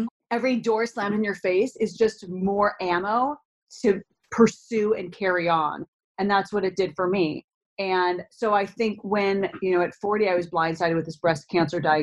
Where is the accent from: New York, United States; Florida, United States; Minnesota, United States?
Minnesota, United States; a young girl growing up in Minnesota